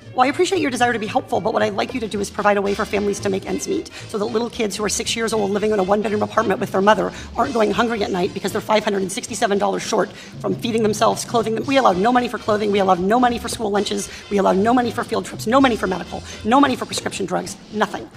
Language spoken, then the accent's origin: English; Irvine, California, United States; my hometown of Irvine